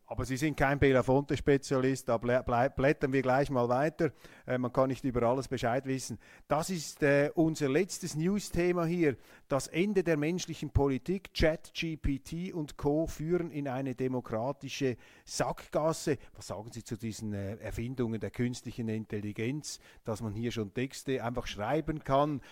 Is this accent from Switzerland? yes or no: yes; Switzerland; als Schweizer